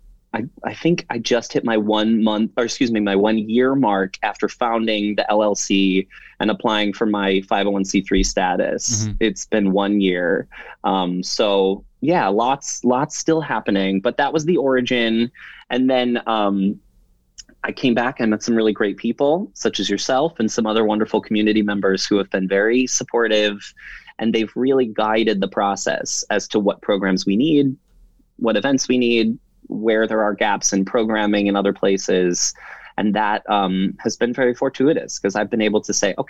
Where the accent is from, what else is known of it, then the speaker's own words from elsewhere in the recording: Warren, Michigan, United States; I grew up in Warren, just a little further east from here